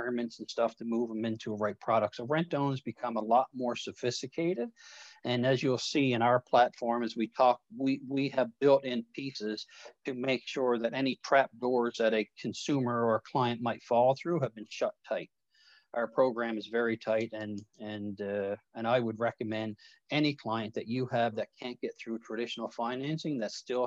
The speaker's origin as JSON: {"language": "English", "region": "Newfoundland and Labrador", "country": "Canada", "tie": "born or raised there", "said": "I'm a Newfoundlander by birth"}